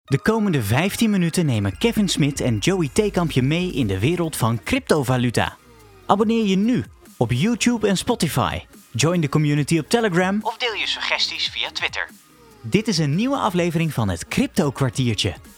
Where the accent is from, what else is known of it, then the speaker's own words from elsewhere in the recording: Netherlands; als Nederlander